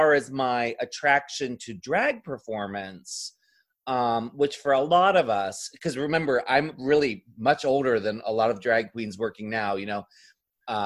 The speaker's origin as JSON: {"language": "English", "town": "Ocean City", "region": "Maryland", "country": "United States", "tie": "born or raised there", "said": "the Morbid Manor that was at the end of the boardwalk where we grew up in Ocean City, Maryland"}